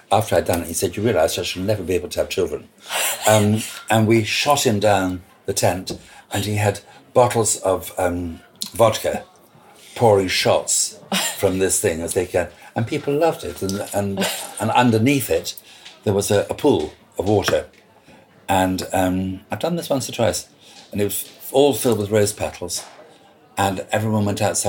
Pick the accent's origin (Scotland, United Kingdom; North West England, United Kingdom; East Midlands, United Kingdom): Scotland, United Kingdom; now in London, United Kingdom; I'm a Scot, so I can say what I like about being Scottish.